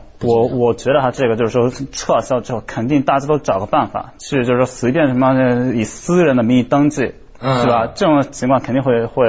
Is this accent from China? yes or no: no; Izu, Shizuoka, Japan; Chinese is a second language; 伊豆，我是伊豆的，啊，我我不可能说我是伊豆人。